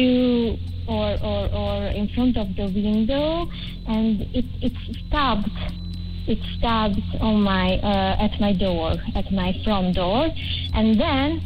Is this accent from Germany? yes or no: no; Hungary; I'm from Hungary